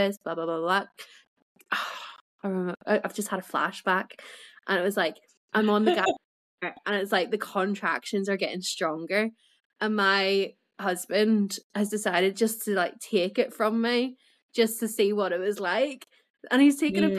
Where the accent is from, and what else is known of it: Belfast, Northern Ireland, United Kingdom; now in Yorkshire, United Kingdom